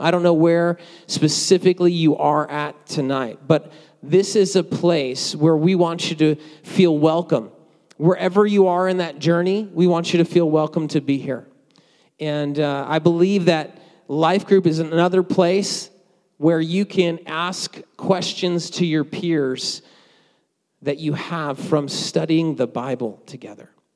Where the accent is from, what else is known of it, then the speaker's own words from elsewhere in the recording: New Jersey, United States; moved away; I grew up in New Jersey